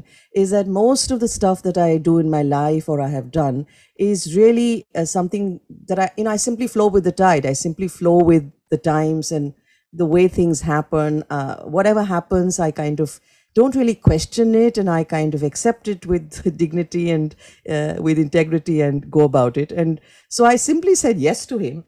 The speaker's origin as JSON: {"language": "English", "town": "Kolkata", "region": "West Bengal", "country": "India", "tie": "born or raised there", "said": "I was born in Kolkata, raised in Kolkata"}